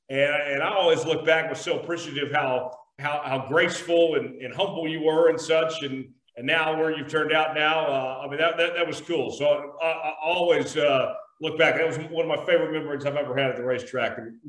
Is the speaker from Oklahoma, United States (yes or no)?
yes; Tulsa, Oklahoma, United States; one of my good friends who I grew up with in Tulsa, Cameron Hagen